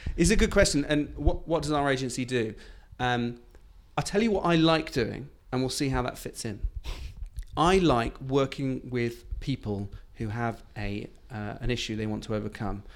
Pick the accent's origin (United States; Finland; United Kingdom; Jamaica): United Kingdom; being, being British